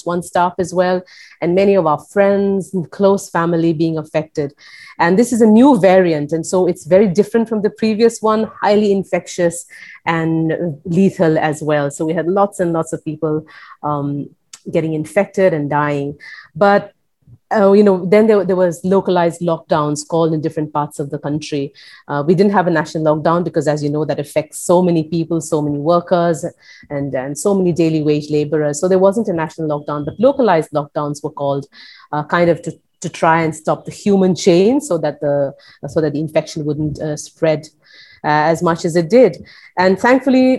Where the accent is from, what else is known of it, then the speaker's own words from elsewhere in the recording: Mizoram, India; now in Delhi, India; I am actually from Northeast India, from a small state called Mizoram, and I live in Delhi